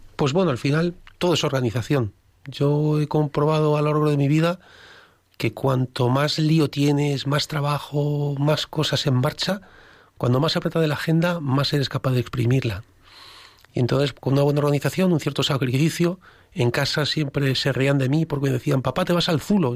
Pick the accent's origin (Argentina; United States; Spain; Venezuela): Spain; Alcázar de San Juan, Castilla-La Mancha; yo soy de Alcázar de San Juan